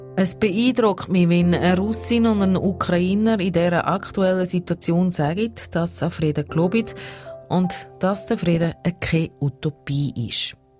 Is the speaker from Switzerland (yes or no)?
yes; Switzerland; Ich als Schweizerin, die noch nie einen Krieg miterlebt hat